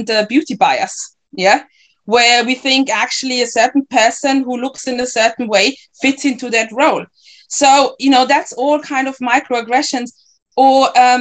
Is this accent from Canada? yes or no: no; Ghana; now in Germany; I'm Ghanaian